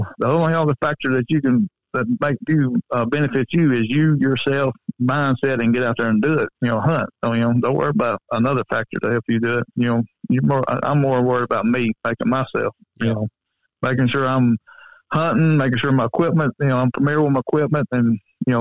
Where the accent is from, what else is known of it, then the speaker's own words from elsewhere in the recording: Coleman, United States; where I live, my hometown